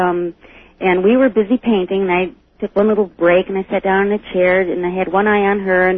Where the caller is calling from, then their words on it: Jamestown, New York, United States; I'm calling from Jamestown, New York.